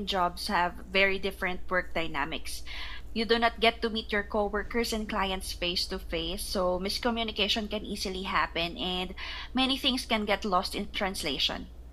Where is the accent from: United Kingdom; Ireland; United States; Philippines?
Philippines; also born or lived in Cambodia; I'm from the Philippines